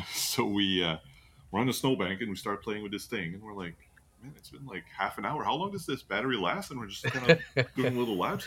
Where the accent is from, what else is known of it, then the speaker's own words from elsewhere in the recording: Canada; we're, we're from Canada.